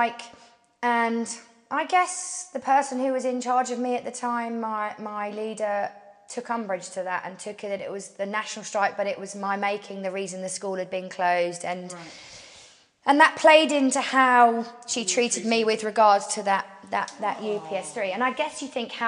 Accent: Portsmouth, South East England, United Kingdom

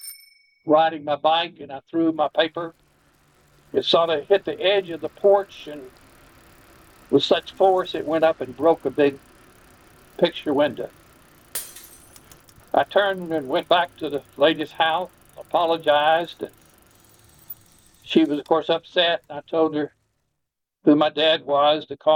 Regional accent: Jackson, Tennessee, United States; also born or lived in Humboldt, Tennessee; we moved then that year from Jackson to Humboldt. I had been in the seventh grade.

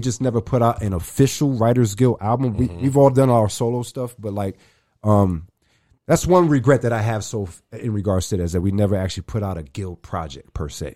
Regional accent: New York City, New York, United States; now in Arizona, United States; I'm originally from New York. I'm from the Bronx.

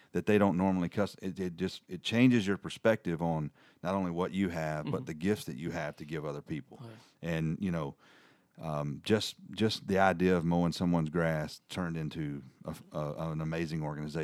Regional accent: Tennessee, United States; moved away; In this part of the world, we're in North Alabama, and I'm come down from Middle Tennessee.

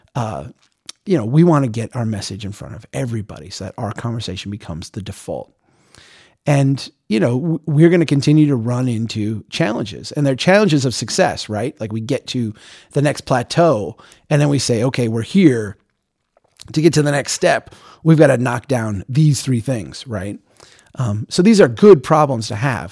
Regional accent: United States; being an American who had never been out of the country

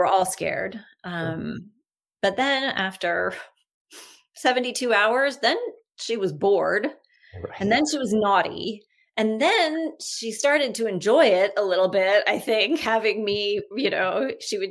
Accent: Texas, United States; now in Canada; growing up in Texas, my closest friend through high school was a woman named Heather Clampett

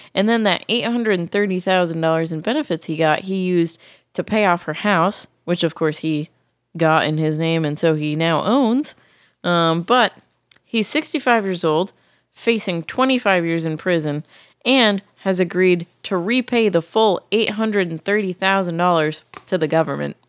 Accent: Massachusetts, United States; moved away; I grew up in Massachusetts where fireworks are very much illegal.

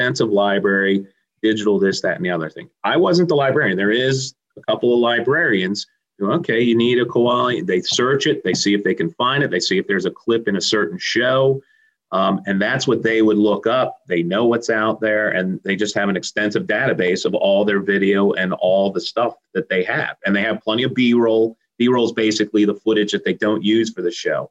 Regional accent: D.C., District of Columbia, United States; moved away as an adult; also born or lived in Philadelphia; I grew up outside of Washington, D.C.

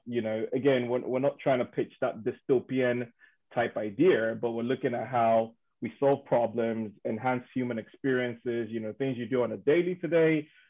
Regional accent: Nigeria; moved away as an adult; now in United Kingdom; I'm born and raised in Nigeria. Moved out to the UK about 12 years ago.

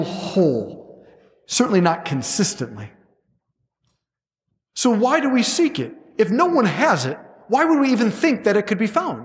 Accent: Cleveland, Ohio, United States; I'm a guy from Cleveland

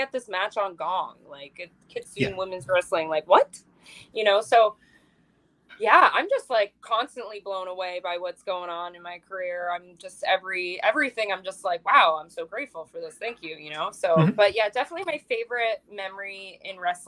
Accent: Ontario, Canada; now in Pacific Northwest; I'm from Ontario

